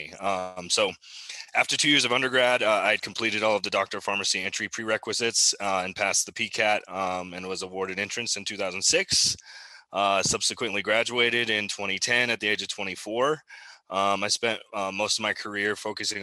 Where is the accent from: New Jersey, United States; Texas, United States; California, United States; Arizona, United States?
Arizona, United States; also born or lived in Albuquerque, New Mexico / Show Low, Arizona / Tucson, Arizona; I was born in Albuquerque, New Mexico, which is actually where I currently am launching our new tincture SKU, believe it or not. But I grew up mostly in Arizona